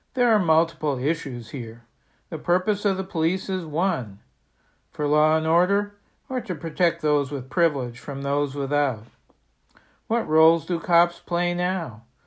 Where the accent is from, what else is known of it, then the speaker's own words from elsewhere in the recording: Bangor, Maine, United States; In my hometown of Bangor